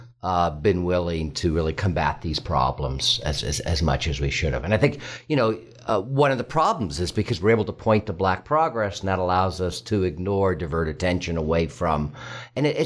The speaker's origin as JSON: {"language": "English", "region": "California", "country": "United States", "also_born_or_lived": "New York City, United States", "moved": "as an adult", "lives_now": "York, Pennsylvania, United States", "said": "I'm from California. I went to UC Berkeley"}